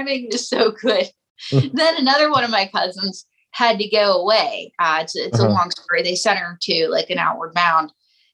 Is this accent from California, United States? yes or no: no; Western Pennsylvania, United States; I'm from Western Pennsylvania, where the area is known as quarterback cradle